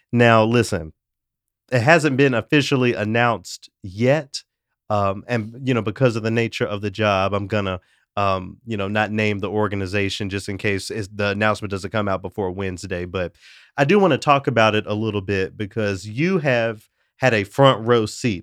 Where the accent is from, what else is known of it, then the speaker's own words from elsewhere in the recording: Tennessee, United States; it shouts out my home state.